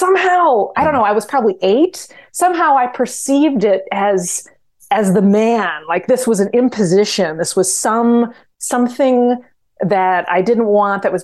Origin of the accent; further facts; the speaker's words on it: Glen Ellyn, Illinois, United States; moved away; when I grew up in DuPage County in Glen Ellyn